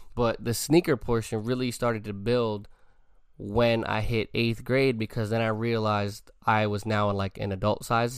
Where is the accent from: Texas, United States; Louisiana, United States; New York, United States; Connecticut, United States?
New York, United States; New York City; moved away; When I was a little kid growing up in the Bronx